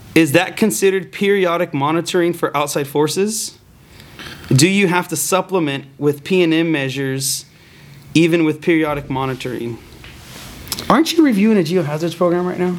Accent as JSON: {"language": "English", "region": "Texas", "country": "United States", "tie": "born or raised there", "said": "I was born and raised in Texas"}